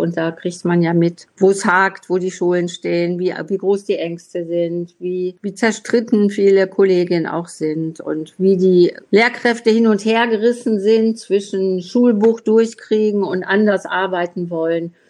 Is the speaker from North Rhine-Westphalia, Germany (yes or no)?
yes; Essen, North Rhine-Westphalia, Germany; ich komme ja aus Essen